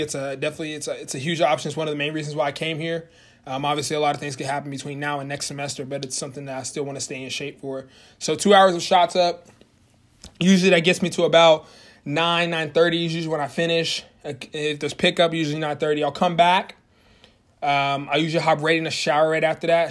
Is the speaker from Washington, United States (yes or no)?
no; Norman, Oklahoma, United States; moved away as an adult; now in Springfield, United States; moved from my hometown of Norman, Oklahoma, and I moved to my new town of Springfield, Missouri